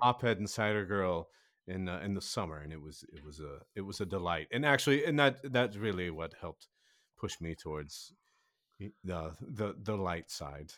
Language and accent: English; Kansas City, United States; I am from Kansas City